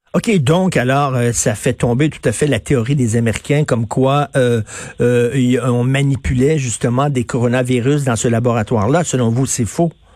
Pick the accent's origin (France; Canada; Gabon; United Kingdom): Canada